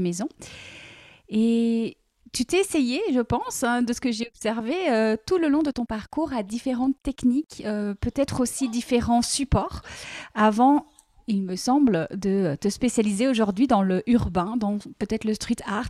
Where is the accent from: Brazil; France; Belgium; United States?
Belgium; Liège, Wallonia; Tu es liégeoise et moi aussi